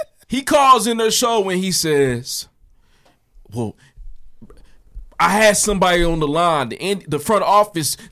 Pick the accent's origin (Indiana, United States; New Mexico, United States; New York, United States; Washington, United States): Indiana, United States; Indianapolis; I'm from Nap